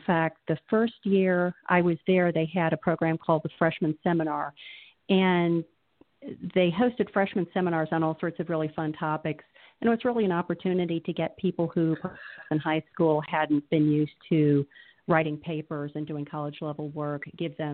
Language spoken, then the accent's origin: English; York, Pennsylvania, United States; also born or lived in Beloit, Wisconsin / Birmingham, Alabama / Carlisle, Pennsylvania / Philadelphia area; in fourth grade, we moved to York, Pennsylvania. And I've really spent the rest of my life in various parts of southeastern Pennsylvania